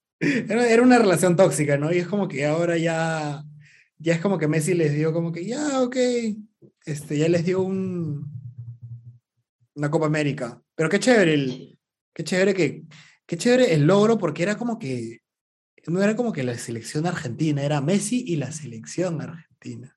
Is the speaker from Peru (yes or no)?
yes; Arequipa, Peru; moved away as an adult; also born or lived in Lima; soy arequipeño